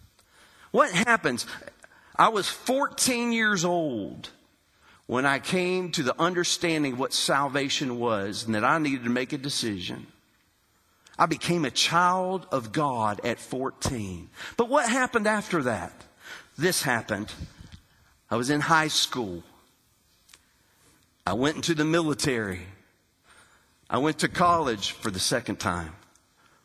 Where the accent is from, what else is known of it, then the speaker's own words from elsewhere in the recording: Hurricane, West Virginia, United States; I grew up in West Virginia, Hurricane, West Virginia